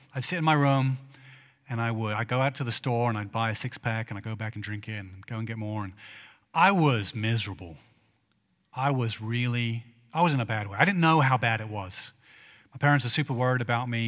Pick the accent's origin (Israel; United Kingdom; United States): United Kingdom; England; moved away; I grew up in England